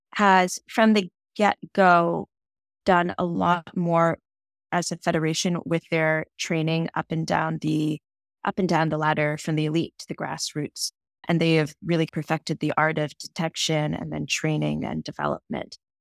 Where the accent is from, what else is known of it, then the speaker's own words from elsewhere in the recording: just outside of Boston, Massachusetts, United States; I was born and raised just outside of Boston, Massachusetts